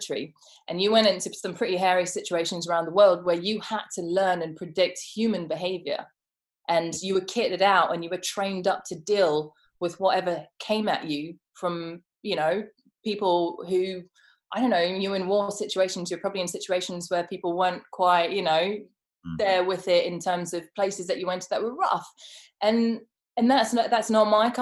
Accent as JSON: {"language": "English", "town": "Johannesburg", "region": "Gauteng", "country": "South Africa", "tie": "born or raised there", "said": "I grew up in Johannesburg"}